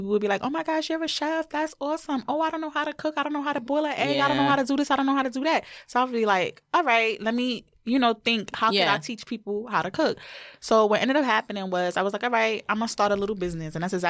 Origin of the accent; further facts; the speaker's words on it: New York, United States; moved away as an adult; also born or lived in Georgia; Because it's my hometown.